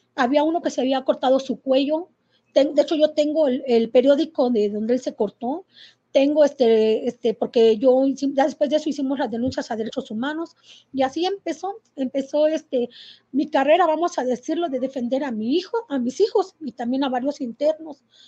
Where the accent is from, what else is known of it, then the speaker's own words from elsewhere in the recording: Querétaro, Mexico; soy de aquí de Querétaro.